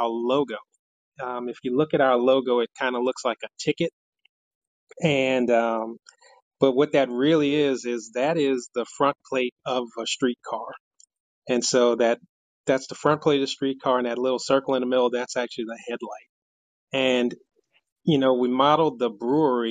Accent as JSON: {"language": "English", "town": "New Orleans", "region": "Louisiana", "country": "United States", "moved": "yes", "lives_now": "Fort Worth, United States", "said": "I'm from New Orleans, Louisiana."}